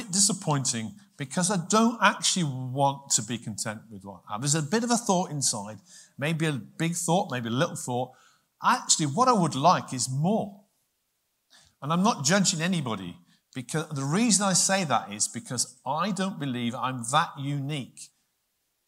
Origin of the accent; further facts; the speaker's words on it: United Kingdom; as British people, I know we're not all British in here, but as British people